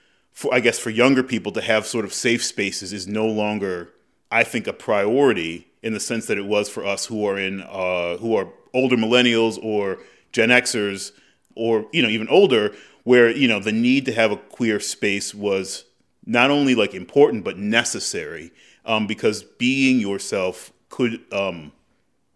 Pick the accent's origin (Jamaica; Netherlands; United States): United States; Chicago, Illinois; moved away as an adult; now in Baltimore, United States; I'm originally from Chicago, and so, you know, Chicago has a thriving Gayborhood, is what we call it back home